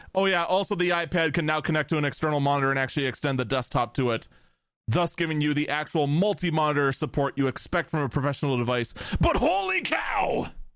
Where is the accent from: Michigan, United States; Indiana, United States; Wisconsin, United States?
Wisconsin, United States; in my home state of Wisconsin